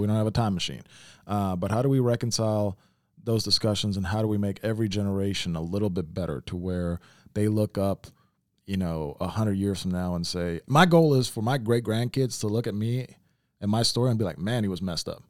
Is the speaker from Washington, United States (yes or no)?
no; Memphis, Tennessee, United States; I grew up in Memphis, like, I grew up around black folks